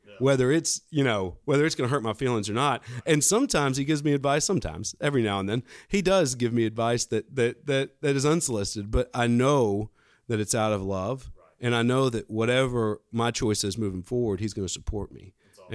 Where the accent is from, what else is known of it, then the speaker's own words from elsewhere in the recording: Fairhope, Alabama, United States; I'm born and raised in Fairhope, Alabama